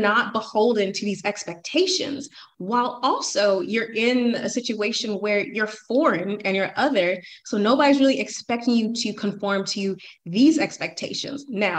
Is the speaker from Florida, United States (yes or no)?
no; Atlanta, Georgia, United States; I'm from Atlanta. The societal timeline for Atlanta for women is like, you can still get married out of high school.